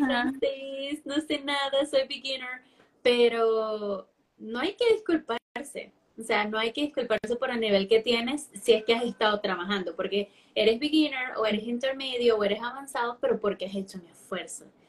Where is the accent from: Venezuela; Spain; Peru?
Venezuela; first language Spanish; now in Chile; soy nativa de español, soy de Venezuela pero vivo en Chile